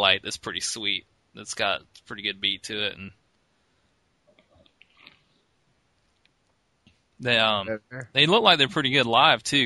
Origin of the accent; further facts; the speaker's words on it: Augusta, Georgia, United States; moved away; The Masters golf tournament happens in my hometown where I grew up. We didn't have spring break growing up. We had Masters week